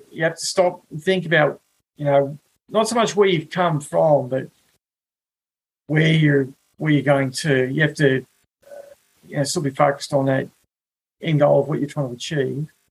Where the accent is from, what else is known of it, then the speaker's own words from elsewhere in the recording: Wollongong, New South Wales, Australia; moved away as an adult; also born or lived in Alice Springs; now in New York, United States; I grew up in Wollongong, a uh, you know, beautiful place